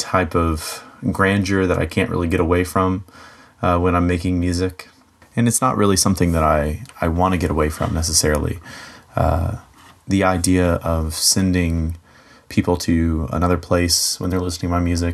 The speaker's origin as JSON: {"language": "English", "town": "Dunlap", "region": "Tennessee", "country": "United States", "said": "I am from Dunlap, Tennessee. It's a little bit north of Chattanooga, Tennessee, if you know where that is."}